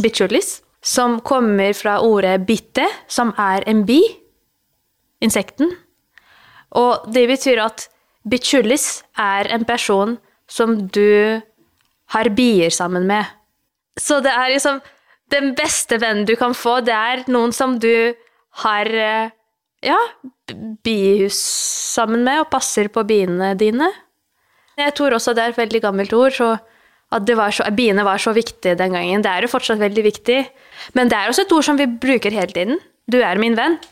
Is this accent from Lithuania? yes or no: yes; Lithuania; Norwegian is a second language; moved away as an adult; also born or lived in Nordic countries; now in Norway; Jeg er født og oppvokst i Litauen.